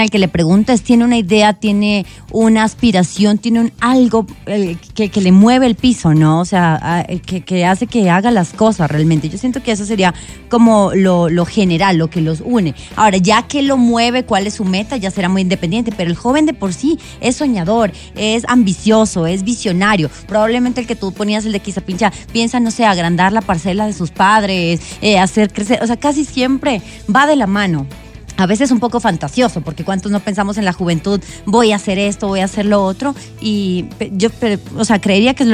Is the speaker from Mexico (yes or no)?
no; Colombia; tengo como cábala para que a Colombia le vaya bien es no apostar. Es primero, no es porque no crea en mi país. No apuesto nunca cuando juega Colombia.